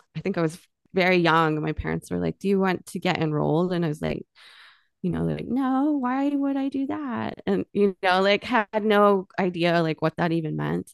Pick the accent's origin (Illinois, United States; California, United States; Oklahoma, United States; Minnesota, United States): Oklahoma, United States; Miami; also born or lived in Tulsa, Oklahoma; I grew up in Miami, Oklahoma, which is up in the northeast cor-, corner of Oklahoma.